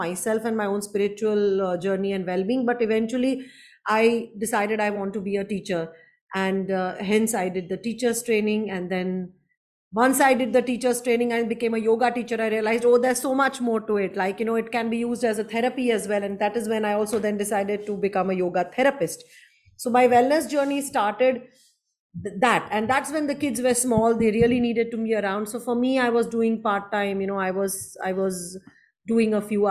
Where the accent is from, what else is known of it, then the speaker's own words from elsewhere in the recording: Ahmedabad, Gujarat, India; moved away as an adult; also born or lived in Mumbai / Japan / Singapore; I am basically from Gujarat, Ahmedabad. I left Ahmedabad at 21 when I got married.